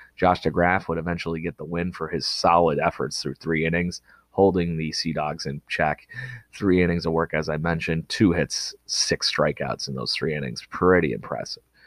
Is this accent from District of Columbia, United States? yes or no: no; Rochester, New York, United States; my hometown Rochester Red Wings